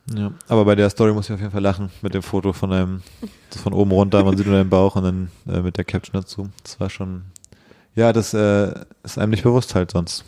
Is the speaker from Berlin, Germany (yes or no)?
yes; Berlin, Germany; Ich bin genau in Berlin aufgewachsen